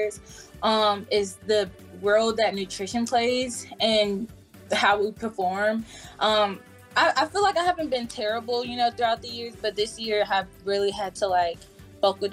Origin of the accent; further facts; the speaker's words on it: Chester, Virginia, United States; moved away; I'm from Chester, Virginia.